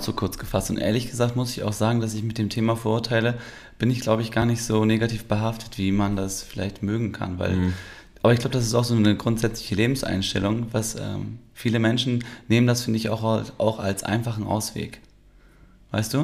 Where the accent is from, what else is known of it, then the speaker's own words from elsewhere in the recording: Germany; ich bin ja Türke, der in Deutschland aber auch geboren ist und mm. ich bin ja schon immer hier